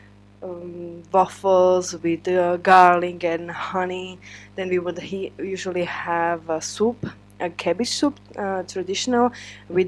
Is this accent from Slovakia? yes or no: yes; Spišská Nová Ves, Košice Region, Slovakia; now in Czech Republic; I'm actually from Spiska Nová Ves, which is eastern part of Slovakia.